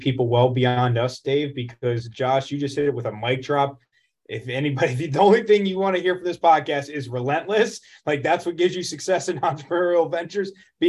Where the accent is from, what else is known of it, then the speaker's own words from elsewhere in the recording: Florida, United States; Like, I grew up in Florida.